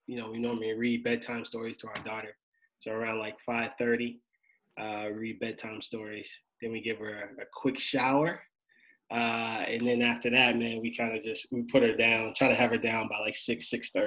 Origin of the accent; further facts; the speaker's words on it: Annapolis, Maryland, United States; also born or lived in Delaware; Originally from Annapolis, Maryland.